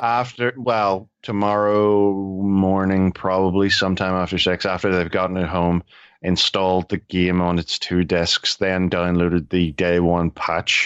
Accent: Ireland; I'm Irish.

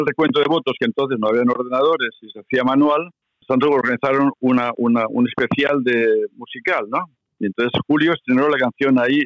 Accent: Barcelona, Catalonia, Spain; mi niñez en Barcelona, de la porguerra

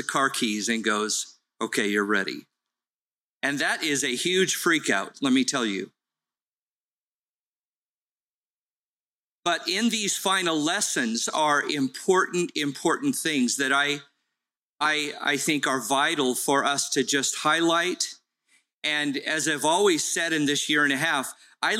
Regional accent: Carson, California, United States; It was great to grow up in Carson because we had every nationality

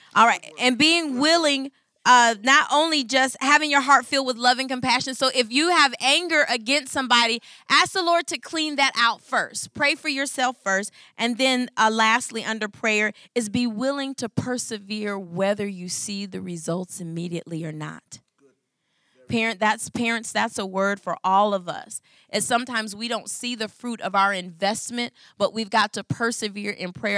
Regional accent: Michigan, United States; I'm from Michigan

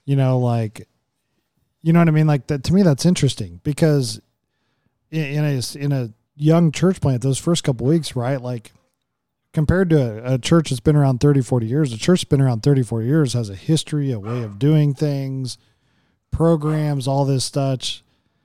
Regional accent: Oklahoma, United States; growing up in Oklahoma

